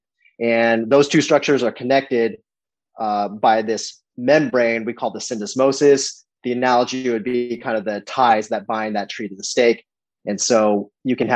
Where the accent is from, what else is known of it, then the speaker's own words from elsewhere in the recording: Oakland, California, United States; we're both from Oakland.